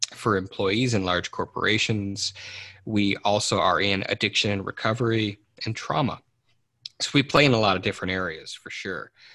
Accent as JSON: {"language": "English", "town": "Detroit", "region": "Michigan", "country": "United States", "tie": "born or raised there", "said": "I grew up in in Detroit Michigan"}